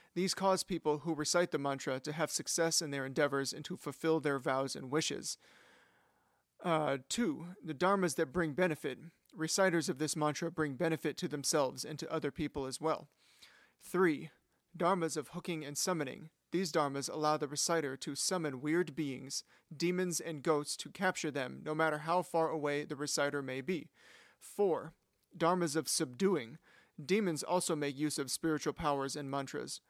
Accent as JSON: {"language": "English", "country": "United States", "said": "as an American"}